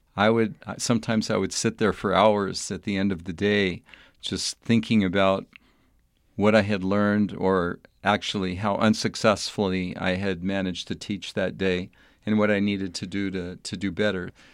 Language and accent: English; El Paso, Texas, United States; moved away as an adult; I was a young boy growing up in El Paso, Texas, in a fairly suburban type setting.